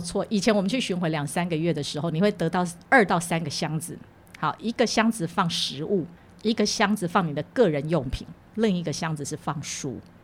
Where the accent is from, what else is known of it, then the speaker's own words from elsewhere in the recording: Taiwan; 我小时候在台湾学跳舞的时候，我们那个年代当然学的就是两种嘛，小时候在舞蹈社叫民族舞